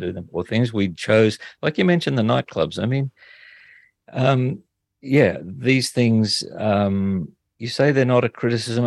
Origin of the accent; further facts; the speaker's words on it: Toowoomba, Queensland, Australia; moved away as an adult; also born or lived in New South Wales / Brisbane; I went back to my hometown of Toowoomba